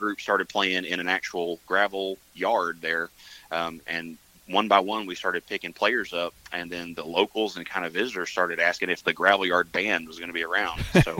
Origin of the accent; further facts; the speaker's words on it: Mountain View, Arkansas, United States; I'm from Mountain View.